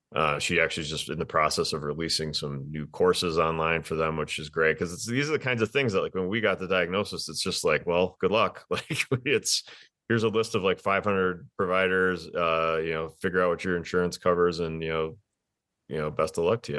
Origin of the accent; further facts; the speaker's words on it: Wisconsin, United States; moved away as an adult; also born or lived in Green Bay, Wisconsin; now in Denver, United States; I'm from Wisconsin.